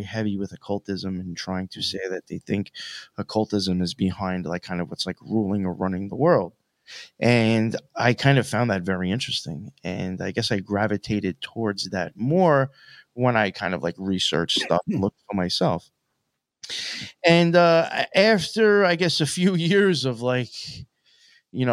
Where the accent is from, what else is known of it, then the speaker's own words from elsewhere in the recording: Long Island, Suffolk County, New York, United States; also born or lived in Nassau County, New York; I grew up in Long Island, mainly like Suffolk County. I was out there for most of my life